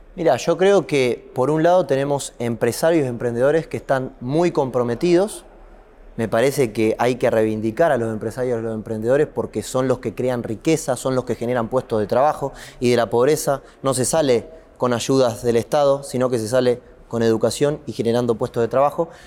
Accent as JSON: {"language": "Spanish", "country": "Argentina", "said": "los argentinos"}